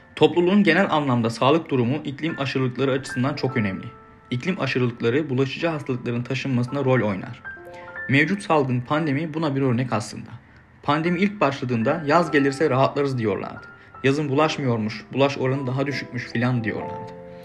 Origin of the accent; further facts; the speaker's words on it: Denizli, Turkey; now in Istanbul, Turkey; Denizlili biri olarak, İstanbul'da yaşayan biri olarak